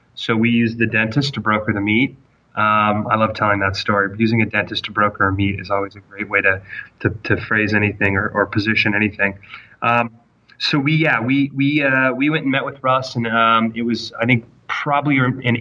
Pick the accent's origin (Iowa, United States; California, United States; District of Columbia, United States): California, United States; Sacramento; I grew up in Sacramento with Colin